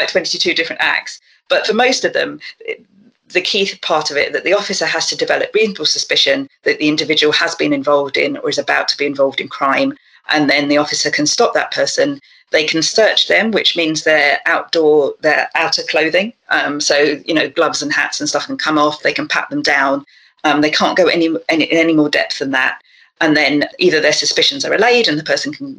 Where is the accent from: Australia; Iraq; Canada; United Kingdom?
United Kingdom; London; I grew up in South London, so with somewhere with a very long tradition of concerns around disproportionate policing